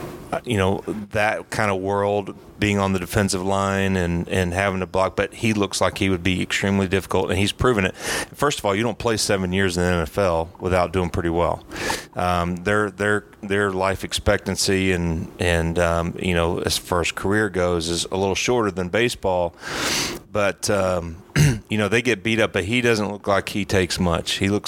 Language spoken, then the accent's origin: English; Conyers, Georgia, United States; Obviously, being a Braves fan, growing up in Conyers, and getting to know him a little bit.